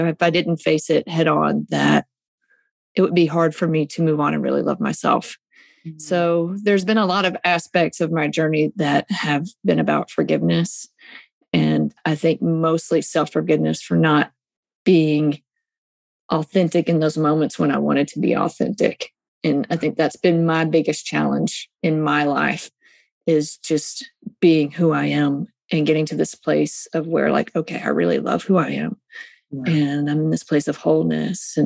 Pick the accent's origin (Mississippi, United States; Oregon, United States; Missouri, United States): Mississippi, United States; I live in Mississippi and I'm from Mississippi